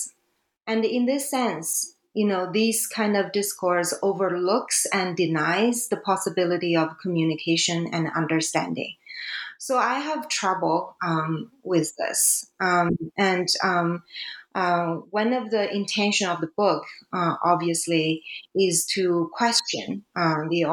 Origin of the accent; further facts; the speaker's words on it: China; English is a second language; now in Canada; China is my home country